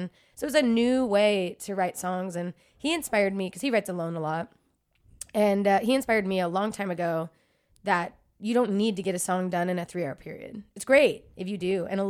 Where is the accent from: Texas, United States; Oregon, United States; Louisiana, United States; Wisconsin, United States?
Texas, United States; Dallas; I grew up right outside of Dallas, and then I went to UT Austin for school.